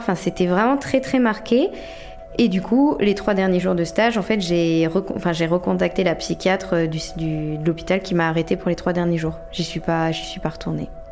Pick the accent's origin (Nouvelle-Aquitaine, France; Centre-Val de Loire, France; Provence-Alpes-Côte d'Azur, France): Nouvelle-Aquitaine, France; La Rochelle; moved away as an adult; also born or lived in Lyon; now in Brest, France; je suis née et j'ai grandi à La Rochelle.